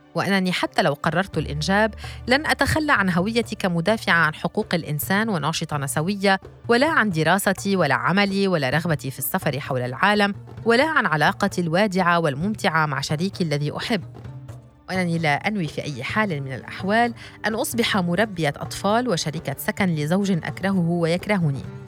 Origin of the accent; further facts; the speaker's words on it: Baalbek, Baalbek-Hermel, Lebanon; also born or lived in Zahle; فأنا كامرأة سوية ولبنانية من بعلبك